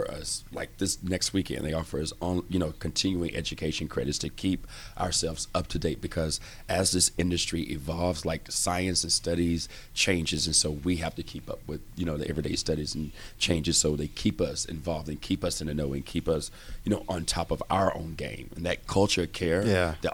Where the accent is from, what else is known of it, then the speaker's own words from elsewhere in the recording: Texas, United States; I'm from Texas, so I started back in Texas